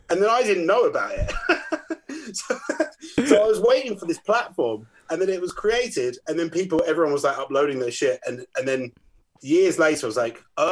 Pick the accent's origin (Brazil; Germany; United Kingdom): United Kingdom; Northwood, London; my hometown, Northwood